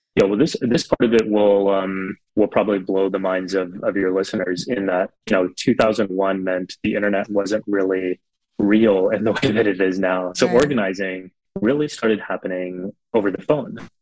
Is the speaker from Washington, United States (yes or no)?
no; South Texas, United States; growing up in Texas, looking so different.